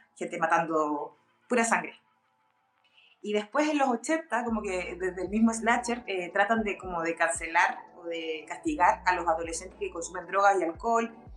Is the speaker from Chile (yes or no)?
yes; Chile; somos pobres, somos chilenos, somos sudacas